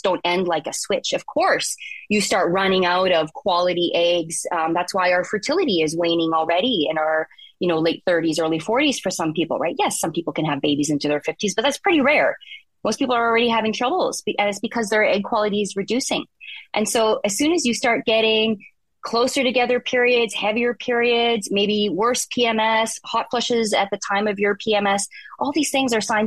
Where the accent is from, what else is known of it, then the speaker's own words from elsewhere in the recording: Bashaw, Alberta, Canada; also born or lived in Ponoka, Alberta; I'm a farm kid from Central Alberta